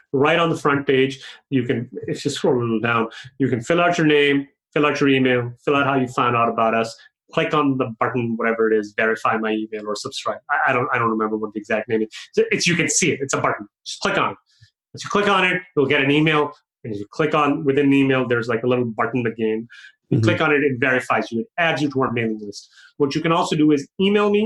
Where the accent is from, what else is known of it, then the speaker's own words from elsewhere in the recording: Pakistan; moved away; I grew up in Pakistan